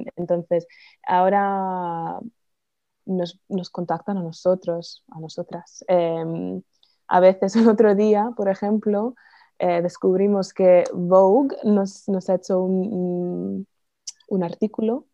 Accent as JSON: {"language": "Spanish", "region": "California", "country": "United States", "second_language": "Spanish", "moved": "as an adult", "lives_now": "Spain", "said": "soy de Estados Unidos"}